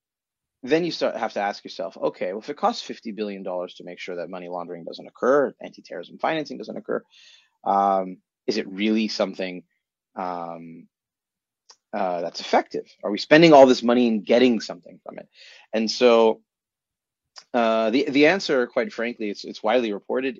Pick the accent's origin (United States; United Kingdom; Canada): United States; now in Israel; I'm an American